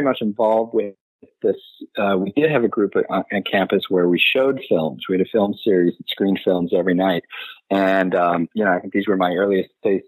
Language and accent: English; Omaha, Nebraska, United States; moved away as an adult; I'm from Omaha, Nebraska. Grew up in Omaha